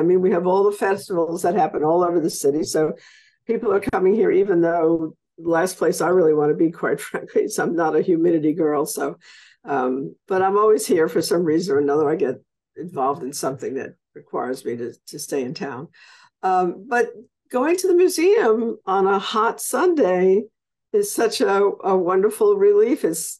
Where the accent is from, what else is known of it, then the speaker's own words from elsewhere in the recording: New York, United States; now in New Orleans, United States; growing up in New York